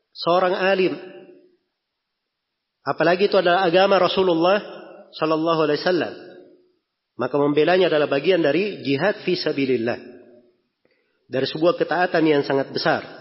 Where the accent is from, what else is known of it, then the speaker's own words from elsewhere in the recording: Makassar, South Sulawesi, Indonesia; Kalau kita orang Makassar di sini dibilang Al-Makassari pakai I di belakangnya artinya orang Makassar.